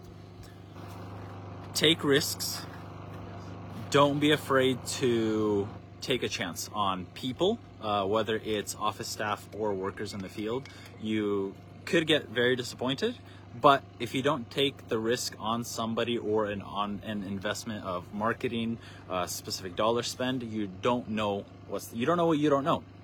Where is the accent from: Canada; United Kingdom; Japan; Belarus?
Belarus; now in Seattle, United States; I'm from Belarus.